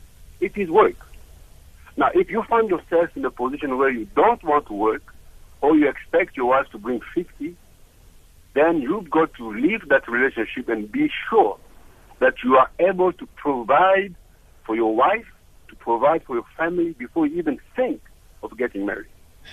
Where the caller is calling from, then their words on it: Cape Town, Western Cape, South Africa; I'm calling from Cape Town.